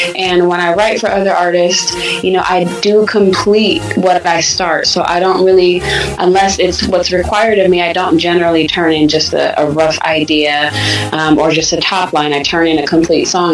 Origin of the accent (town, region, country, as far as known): Sacramento, California, United States; born or raised there; also born or lived in Michigan